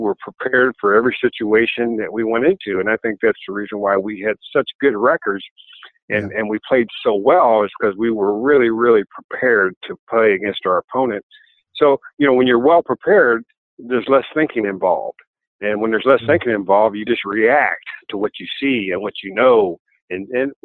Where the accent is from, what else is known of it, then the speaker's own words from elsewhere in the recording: Missouri, United States; moved away as an adult; also born or lived in Minnesota; now in Cleveland, United States; growing up in Missouri, the Chiefs were kind of my team in growing up